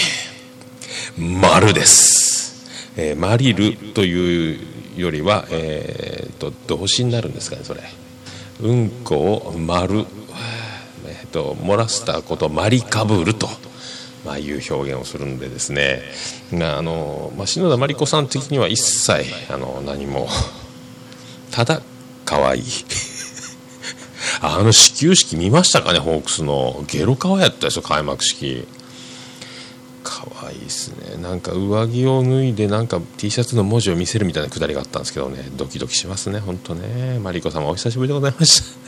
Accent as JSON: {"language": "Japanese", "region": "Fukuoka", "country": "Japan", "tie": "born or raised there", "also_born_or_lived": "Nagasaki", "accent": "Hakata dialect", "said": "長崎からの小学校1年生の時にやってきたんで、まあ、ネイティブじゃないところもある"}